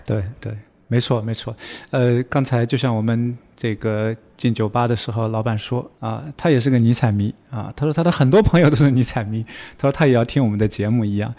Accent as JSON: {"language": "Chinese", "country": "China", "said": "相当于我们中国人说的谚语"}